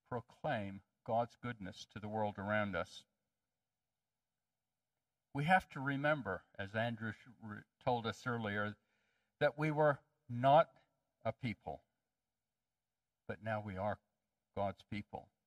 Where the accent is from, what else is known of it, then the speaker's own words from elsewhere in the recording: Ethiopia; I grew up in Ethiopia. My parents were missionaries, and I loved Ethiopia, but there was a problem. In Ethiopia, I stuck out like a sore thumb.